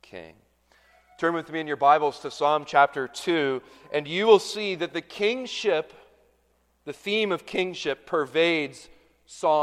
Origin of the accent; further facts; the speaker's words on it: Canada; moved away; I'm Canadian